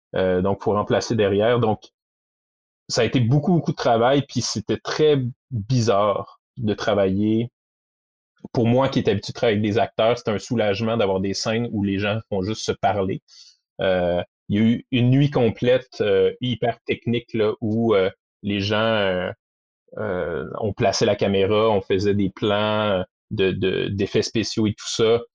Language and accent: French; Quebec City, Quebec, Canada; je viens de Québec